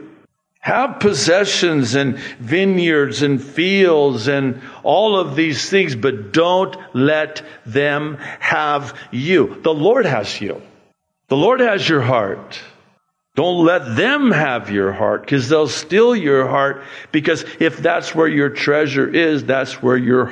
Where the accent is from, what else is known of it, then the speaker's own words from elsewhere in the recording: United States; I was given a green card, and it said on there, alien.